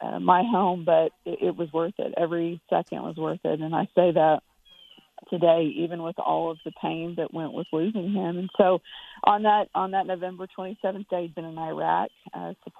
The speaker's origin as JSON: {"language": "English", "country": "United States", "tie": "born or raised there", "also_born_or_lived": "Texas", "moved": "as an adult", "lives_now": "Nashville, United States", "said": "I grew up in New Mexico and Texas"}